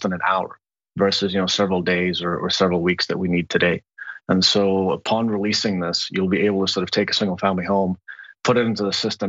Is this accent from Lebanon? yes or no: yes; Lebanon; moved away; also born or lived in Kabul, Afghanistan; I grew up in the Lebanese War